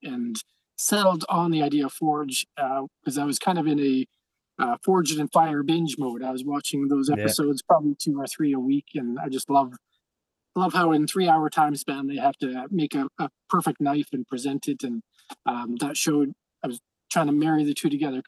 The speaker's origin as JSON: {"language": "English", "area": "near Calgary", "region": "Alberta", "country": "Canada", "tie": "born or raised there", "said": "near my hometown, by Calgary"}